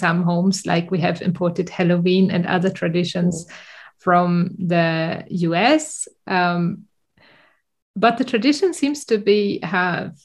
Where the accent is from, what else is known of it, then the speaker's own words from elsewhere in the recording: Germany; moved away as an adult; now in Sweden; go back to my hometown and have to drive there the last kilometers if I have been flying into Düsseldorf